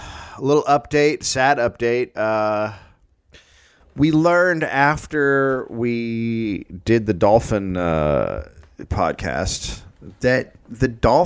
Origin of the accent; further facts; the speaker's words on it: Marin County, California, United States; I grew up in Marin County.